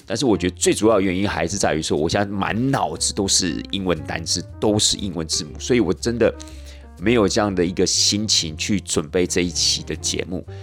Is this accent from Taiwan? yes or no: yes; Taiwan; 我们台湾人